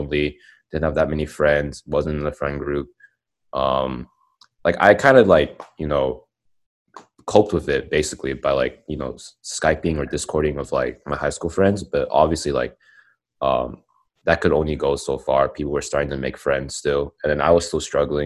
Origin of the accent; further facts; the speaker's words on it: Dallas, Texas, United States; moved away as an adult; also born or lived in Austin, Texas; I'm from Dallas and I went to UT. So I moved to Austin. And I think that's the first time I've ever moved in, like, my life